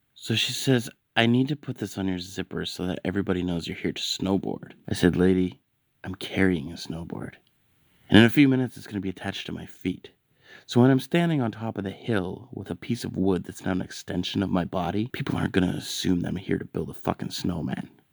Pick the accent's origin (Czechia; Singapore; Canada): Canada; I'm Canadian